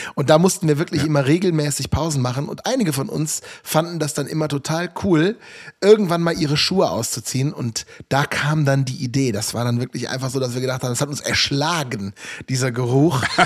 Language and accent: German; Rhineland, Germany; accent: Rhineland; Ich komme aus dem Rheinland, das hört man. Ne? Ich habe mit dem SCH so ein leichtes Problem.